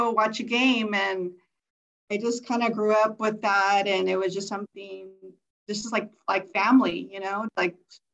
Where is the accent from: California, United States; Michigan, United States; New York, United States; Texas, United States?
California, United States; Montebello; I grew up in Montebello, California